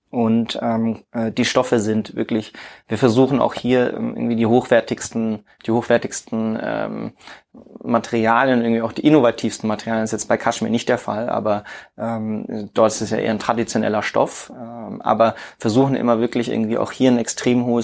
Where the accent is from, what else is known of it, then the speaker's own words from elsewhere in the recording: Würzburg, Bavaria, Germany; also ich denke dabei immer an meine Heimatstadt {S0} Würzburg